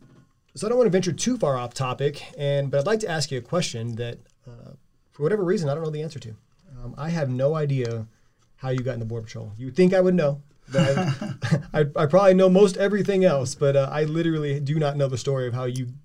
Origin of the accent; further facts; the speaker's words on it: Victoria, Texas, United States; We're both from Victoria, Texas, a little old town in South Texas.